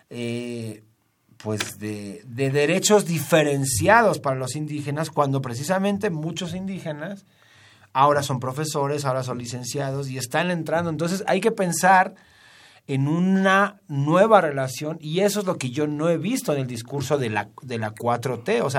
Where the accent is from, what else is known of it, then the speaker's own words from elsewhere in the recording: Mexico; ahora sí me asumo como mexicano